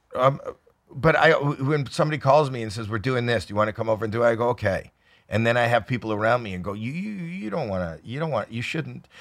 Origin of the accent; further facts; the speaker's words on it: Canada; I'm Canadian